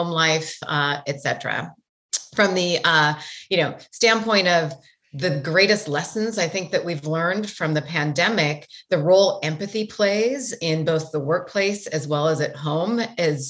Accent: Great Falls, Montana, United States; now in San Francisco, United States; I grew up in Montana, in a town called Great Falls, Montana, which was one of the bigger cities

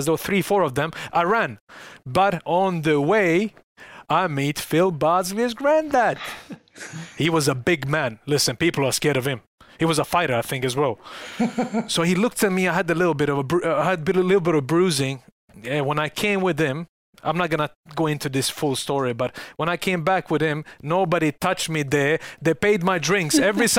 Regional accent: Salford, North West England, United Kingdom; growing up in Salford

